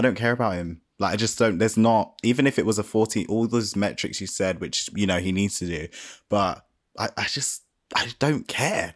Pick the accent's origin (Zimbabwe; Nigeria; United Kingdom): United Kingdom; I'm black British